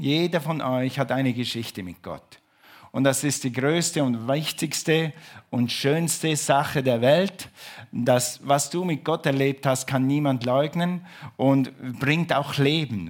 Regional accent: Switzerland; ich bin Schweizer

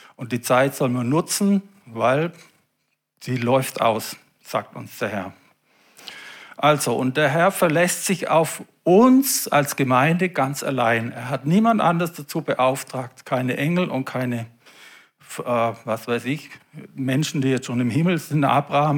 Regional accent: Germany; bei uns in Deutschland

